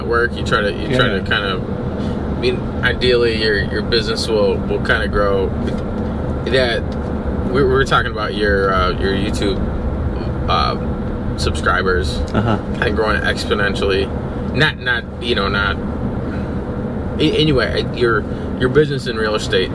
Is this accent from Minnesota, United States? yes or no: yes; Minnesota, United States; I'm obviously from Minnesota